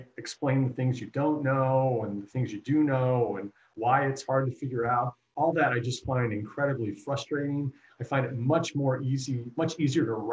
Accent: Sacramento, California, United States; now in New York City, United States; I'm a kid from Sacramento

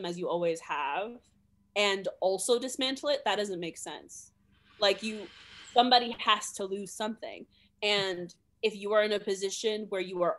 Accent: New York, United States; now in Providence, United States; I'm from New York

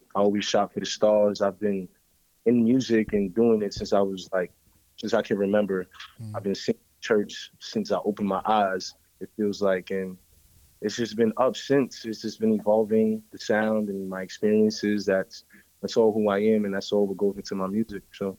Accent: New York City, New York, United States; I was raised in church. I grew up in Frederick Douglass Projects over here on the Upper West Side

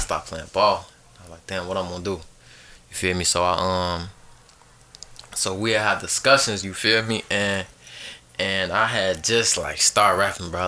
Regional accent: Chicago, Illinois, United States; I grew up in Chicago, um, south side of Chicago

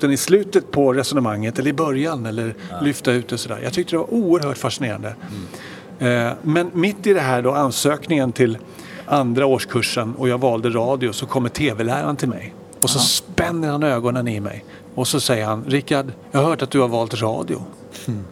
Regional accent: Växjö, Kronoberg County, Sweden; moved away as an adult; also born or lived in Stockholm; född och uppvuxen i, i Stockholm mm. tills jag var sju år. Då flyttade jag och familjen till Växjö i Småland. Så det var egentligen där jag hade mina, mina skolår

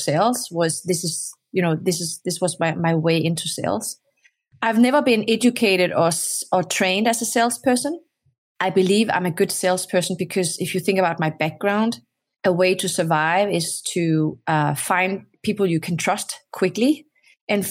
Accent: Denmark; moved away; also born or lived in Morocco; I grew up in Denmark. I was born in Morocco, but I grew up in Denmark.

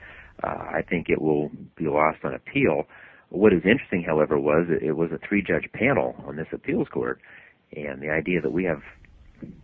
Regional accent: Idaho, United States; now in California, United States; my hometown up in Idaho

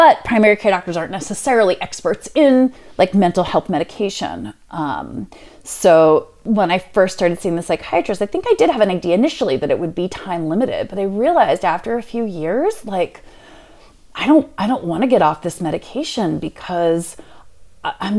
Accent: Cheltenham, Pennsylvania, United States; also born or lived in Boston / Philadelphia; I grew up in Cheltenham, like 2 blocks outside of the city

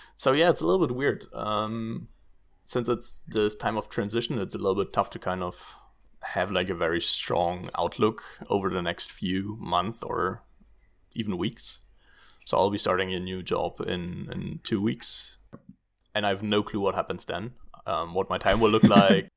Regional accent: Germany; moved away as an adult; now in Netherlands; I'm originally from Germany, um, but now also living in the beautiful Netherlands.

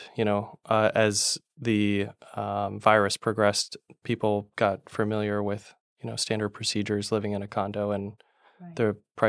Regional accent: Palm Harbor, Florida, United States; when Tad, your son, and I mm-hmm. were growing up in Palm Harbor. It was a more of a sleepy town and not many people mm-hmm. knew about the Tampa Bay.

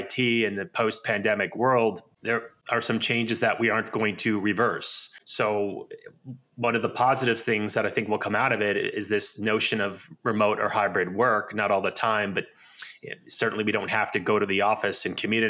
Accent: New Jersey, United States; now in Arizona, United States; I grew up in the United States in New Jersey.

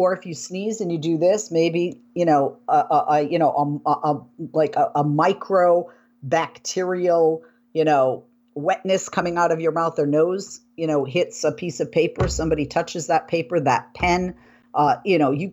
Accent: Boston, Massachusetts, United States; moved away; where I grew up in the Boston area in Massachusetts

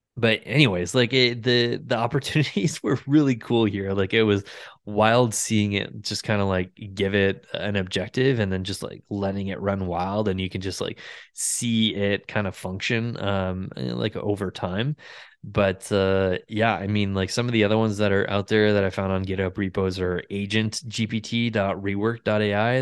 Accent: Ottawa, Ontario, Canada; Ottawa in my hometown

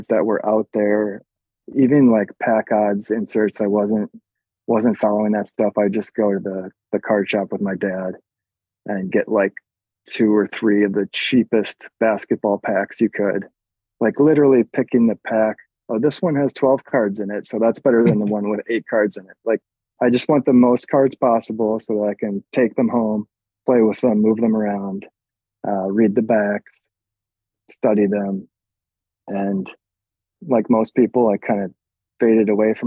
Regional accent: just outside of Madison, Wisconsin, United States; moved away as an adult; now in New York, United States; I grew up just outside of Madison

